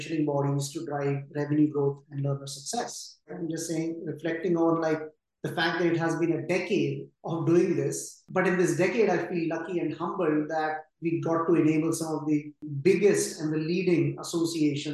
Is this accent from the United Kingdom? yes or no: no; India; moved away as an adult; also born or lived in New York; I grew up in India in a middle-class family that valued education over anything.